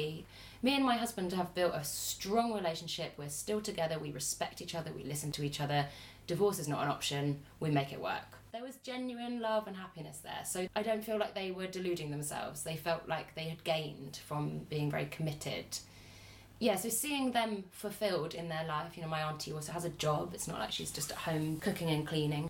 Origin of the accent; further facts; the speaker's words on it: England, United Kingdom; we have as women growing up in the West, or at least in England